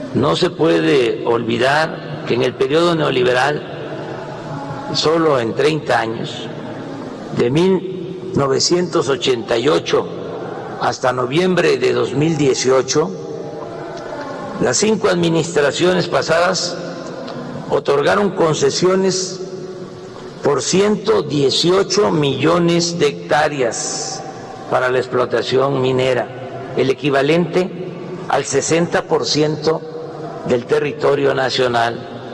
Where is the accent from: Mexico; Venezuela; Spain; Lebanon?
Mexico; Como muchos mexicanos